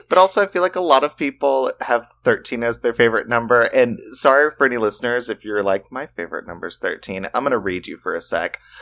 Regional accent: the South, United States; We're from the South

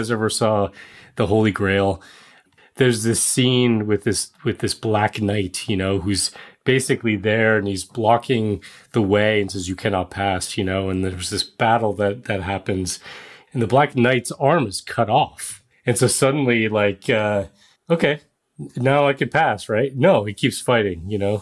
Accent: Netherlands; moved away; I was born in the Netherlands, the Dutch are my people

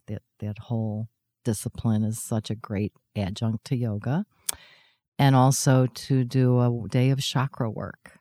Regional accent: Chicago, Illinois, United States; I was the girl from Chicago

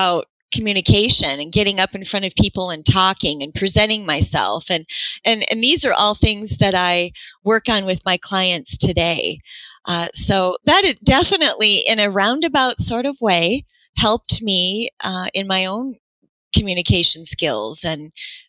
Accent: Sioux Falls, South Dakota, United States; moved away as an adult; now in Iowa, United States; I am from Sioux Falls, South Dakota, and born and raised South Dakota girl, living in Iowa now, actually

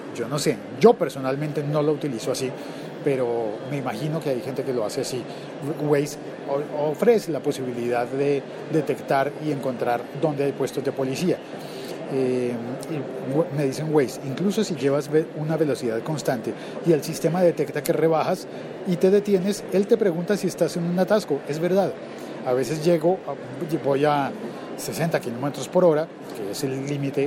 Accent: Colombia; como locutor colombiano

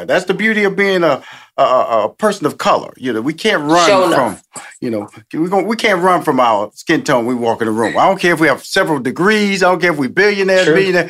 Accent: Houston, Texas, United States; You know, when I listen to your talk, and I'm from Houston, Texas, born a native of Texas, okay?

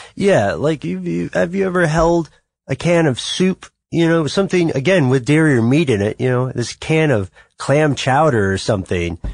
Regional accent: United States; We are all from the United States

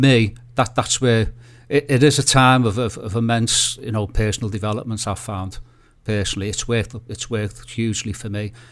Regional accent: Liverpool, North West England, United Kingdom; I'm a photographer from Liverpool

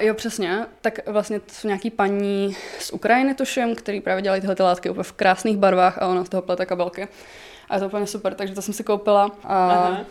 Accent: Mladá Boleslav, Central Bohemian Region, Czechia; moved away as an adult; now in Prague, Czechia; jsem z Mladý Boleslavy. Teď třetím rokem bydlím v Praze.

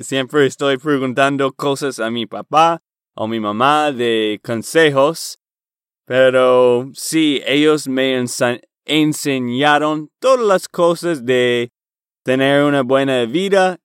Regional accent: Boston, Massachusetts, United States; Spanish is a second language; moved away as an adult; also born or lived in Portland, Oregon / Texas; mi familia y yo fuimos a Boston, Massachusetts, y vivíamos allá por el resto de mi juventud

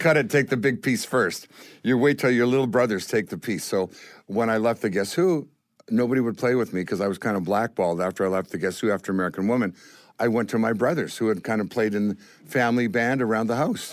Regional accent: Winnipeg, Manitoba, Canada; growing up in Winnipeg was amazing

